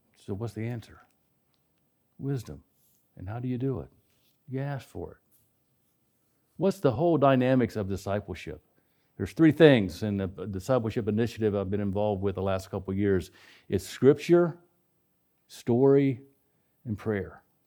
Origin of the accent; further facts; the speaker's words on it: West Virginia, United States; I grew up in West Virginia